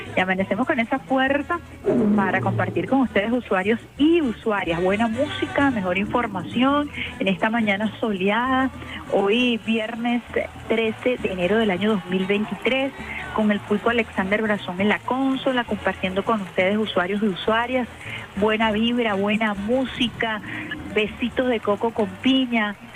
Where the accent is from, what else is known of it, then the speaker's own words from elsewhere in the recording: Venezuela; also born or lived in Caracas; como venezolanos y venezolanas